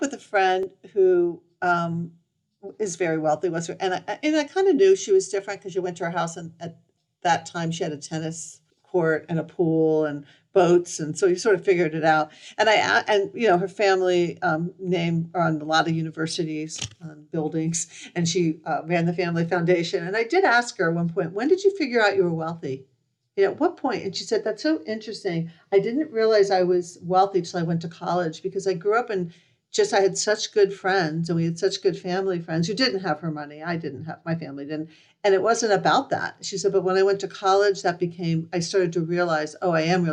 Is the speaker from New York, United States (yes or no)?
no; Miami, Florida, United States; moved away as an adult; also born or lived in Michigan; I grew up in Miami and I went to Michigan